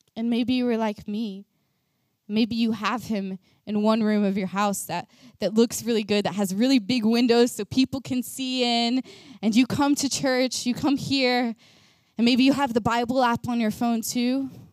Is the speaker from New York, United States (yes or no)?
no; Texas, United States; moved away as an adult; now in Norway; I am from America. I am from Texas